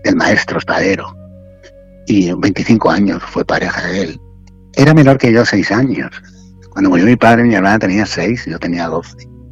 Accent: Alicante, Valencian Community, Spain; moved away as an adult; also born or lived in Madrid; soy alicantino

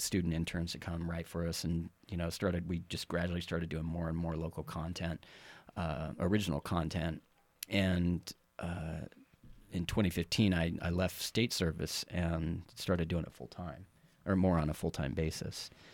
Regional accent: Carson City, Nevada, United States; also born or lived in Texas; now in Reno, United States; born, partially raised in Texas, uh, but moved here when I was really young, um, approximately, I guess, first grade, uh, to Carson City.

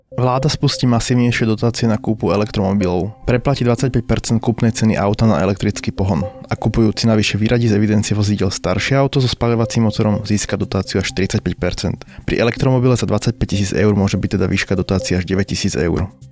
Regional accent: Bratislava, Bratislava Region, Slovakia; ja som z Vrakuňa

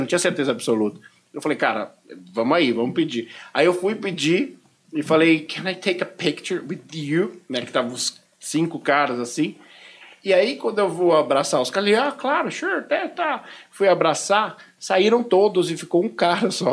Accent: Brazil; sou do Brasil

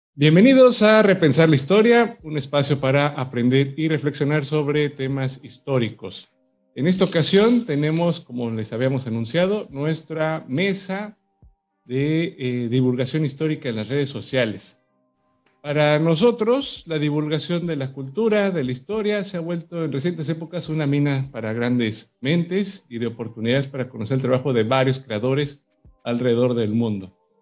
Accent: Mexico; aquí en mi país, en México

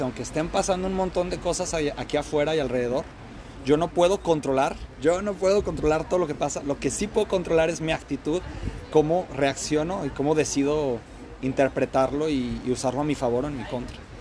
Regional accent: Guadalajara, Jalisco, Mexico; moved away as an adult; now in Melbourne, Australia; A los de Guadalajara nos dicen tapatíos y soy un tapatío orgullosísimo

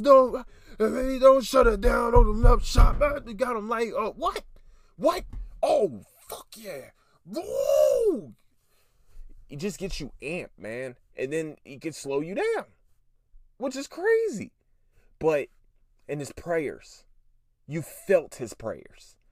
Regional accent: Philadelphia, Pennsylvania, United States; I'm from Philly

